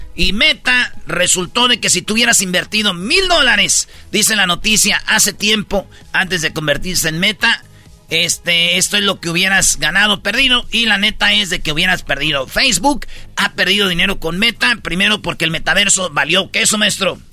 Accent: Michoacán, Mexico; yo siendo de Michoacán, siendo boxeador y ir a pelear a mi pueblo, güey, ir a pelear a mi, a mi estado

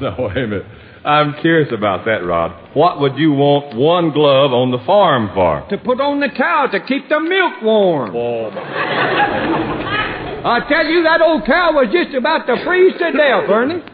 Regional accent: Texas, United States; my home state

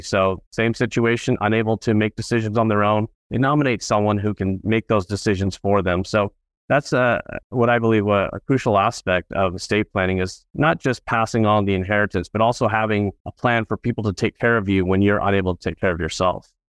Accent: Orange County, California, United States; also born or lived in Los Angeles, California; I grew up in Orange County, California

